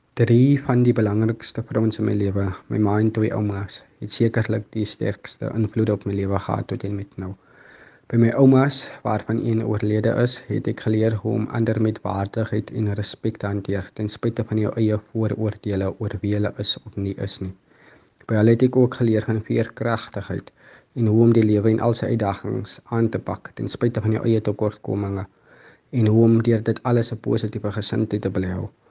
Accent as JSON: {"language": "Afrikaans", "town": "Mamre", "region": "Western Cape", "country": "South Africa", "tie": "born or raised there", "said": "ek het in Mamre groot geword en woon nog steeds hier"}